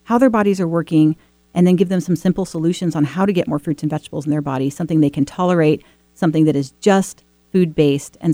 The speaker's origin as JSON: {"language": "English", "region": "Washington", "country": "United States", "tie": "born or raised there", "said": "born and bred in Washington State."}